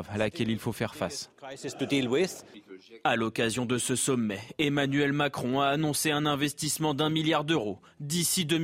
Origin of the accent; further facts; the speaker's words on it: France; Je pense qu'en tant que Français, commémorer la mémoire de nos anciens, c'est important.